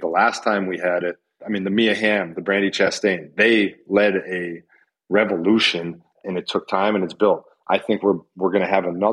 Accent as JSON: {"language": "English", "country": "United States", "said": "I'm an American"}